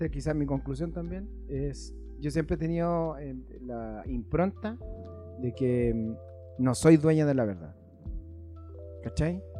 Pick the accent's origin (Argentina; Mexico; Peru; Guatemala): Argentina; No, porque soy un argentino, me creo boludo.